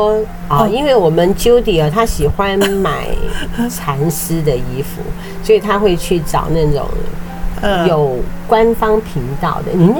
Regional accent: Taiwan; 我们台湾人竟然。

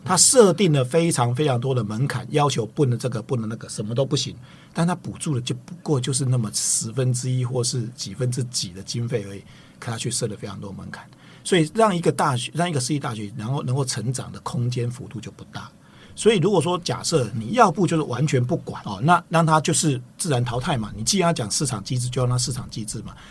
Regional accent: Tainan, Taiwan; 我本身是台南人哦

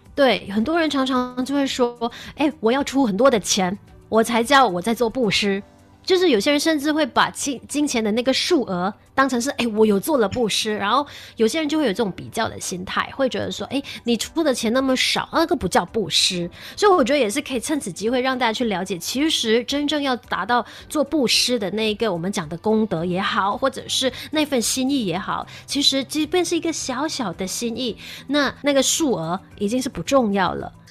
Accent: Malaysia; 我觉得我们买下人最美丽的地方

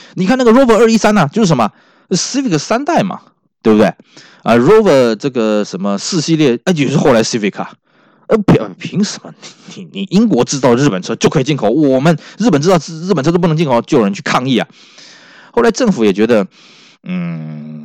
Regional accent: Taiwan; 我们台湾这边的讲法

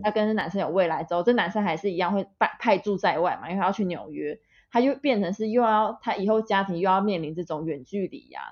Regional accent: Taiwan; also born or lived in Kaohsiung; 就那个地方是我们嗯出生的地方嘛，就是因为我们都是国中同学，所以就住很近

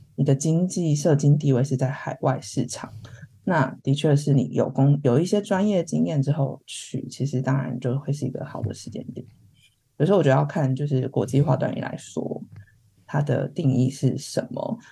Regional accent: Taiwan; moved away as an adult; now in London, United Kingdom; 是我们自己身为台湾人，然后想找跑到一个人家全部都讲英文的地方

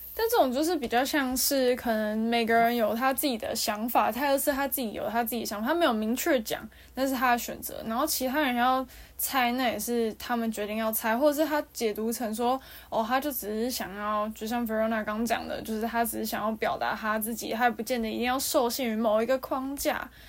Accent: Taiwan; 我们，就是台湾这边

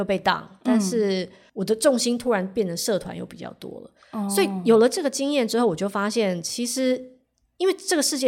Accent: Taiwan; moved away as an adult; also born or lived in Hong Kong; 虽然我是香港出生的，但是其实我大部分我从幼稚园就开始在台湾求学，嗯，所以我的大部分的朋友家人都还是在台湾，

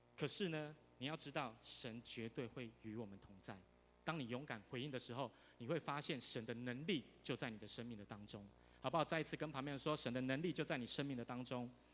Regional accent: Tainan, Taiwan; first language Mandarin; 我虽然住在台南，可是我从小都中，都讲华语

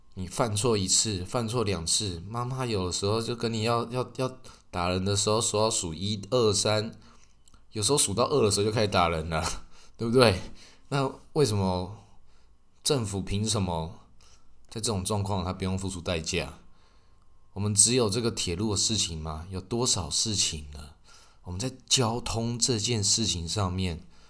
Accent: Taiwan; 那我们台湾人

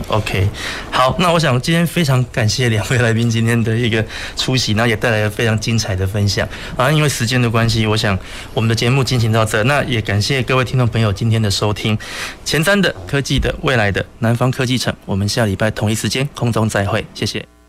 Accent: Taiwan; 我是来自台湾

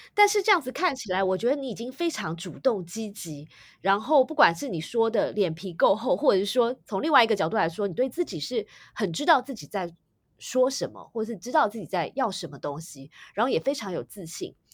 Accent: Taiwan; 我自己也是在台湾土生土长的

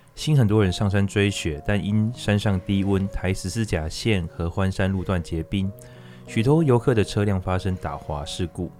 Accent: Taiwan; 我们身为台湾人

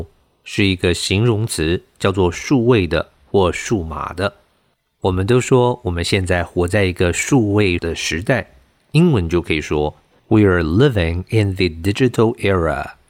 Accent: Taipei, Taiwan; 我是土生土长的台湾人，嗯，台北人，在台北求学。我其实小学、国中、高中、大学都在台北市的界限范围内，哈，都没有都没有出过台北市。

